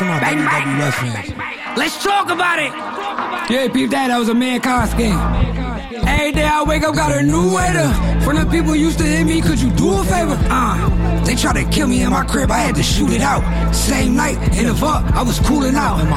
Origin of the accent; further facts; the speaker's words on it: New Jersey, United States; now in Fayetteville, United States; I'm from Jersey